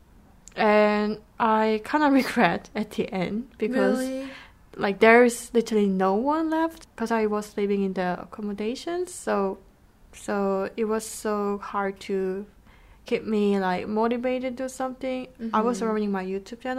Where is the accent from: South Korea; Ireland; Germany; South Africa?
South Korea; moved away as an adult; also born or lived in United Kingdom; I was born and raised in Korea for 20 years. After that, I moved to the UK.